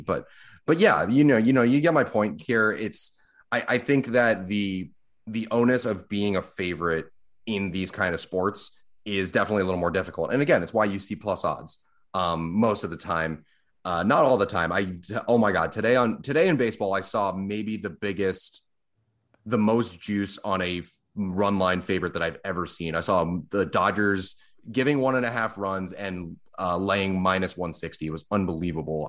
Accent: Boston, Massachusetts, United States; I'm from Boston

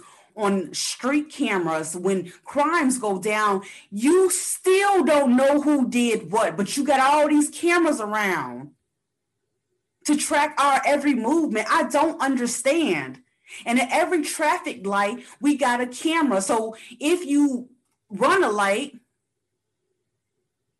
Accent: United States; I do know as an American citizen

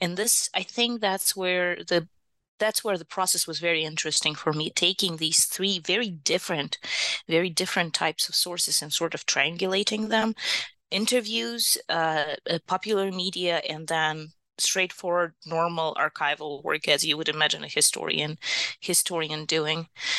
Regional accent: Kyiv, Ukraine; English is a second language; now in United States; I'm from Kyiv, Ukraine, and my earliest architecture education is actually from Ukraine.

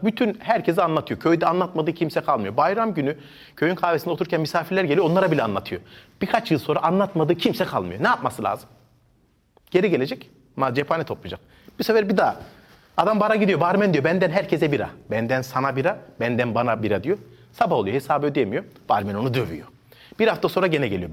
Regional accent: Ankara, Turkey; Ben e, Ankara'da doğdum 1982 yılında e, bağlamacı oldum. Ama benim annem babam da Ankara doğmuş

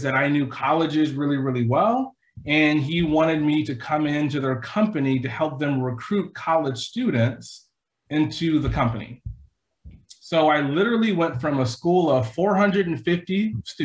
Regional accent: Silicon Valley, California, United States; moved away as an adult; also born or lived in Walla Walla, Washington; I'm from California, born and raised in Silicon Valley

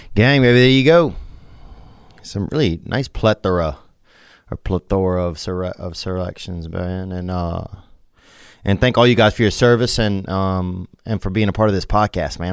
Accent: Louisiana, United States; also born or lived in Nashville; now in Los Angeles, United States; I'm from Louisiana, but I live right now in Los Angeles and Nashville

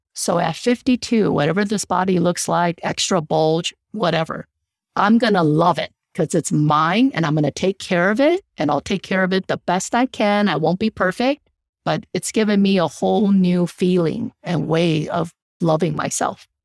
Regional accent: Taiwan; moved away; I'm from Taiwan, the Asian culture.

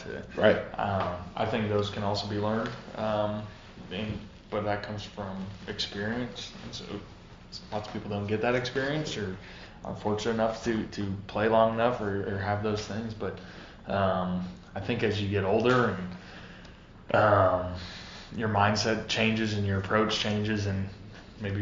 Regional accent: North Dakota, United States; moved away; I was a Vikings fan growing up in North Dakota

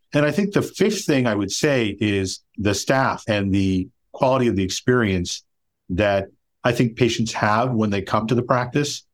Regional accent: Chicago, Illinois, United States; moved away as an adult; also born or lived in Pennsylvania; now in Los Gatos, United States; I'm originally from Chicago, went to college and med school in Pennsylvania, and came back to Chicago to do my residency

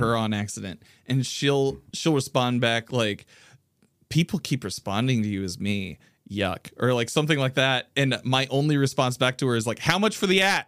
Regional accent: Indianapolis, Indiana, United States; my hometown of Indianapolis, Indiana.

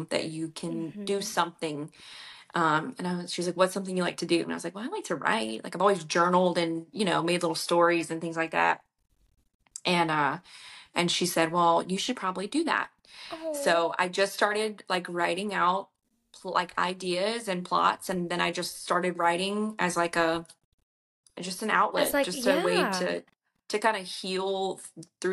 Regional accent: Louisiana, United States; I'm from Louisiana.

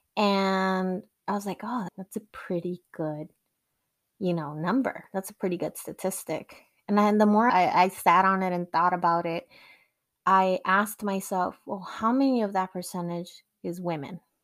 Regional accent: Mexico; first language Spanish; English is a second language; now in United States; Even though I was born in Mexico and I went to school in Mexico, I learned how to read and write in Spanish before I ever learned English

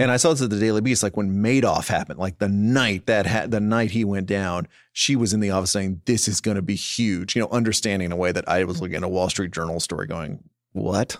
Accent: Texas, United States; moved away; you and I were provincials, right? Growing up in Texas

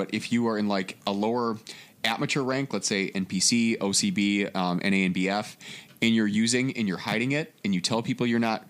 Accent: Oregon, Wisconsin, United States; moved away as an adult; also born or lived in Madison, Wisconsin / Seattle / San Diego / St. Louis; now in San Angelo, United States; my hometown is Oregon, Wisconsin.

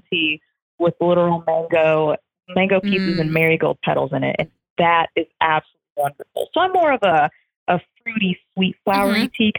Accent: the South, United States; I grew up in the South.

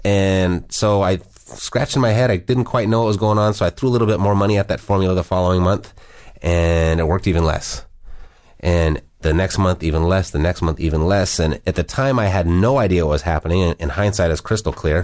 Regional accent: Southern California, United States; I was born and raised in Southern California

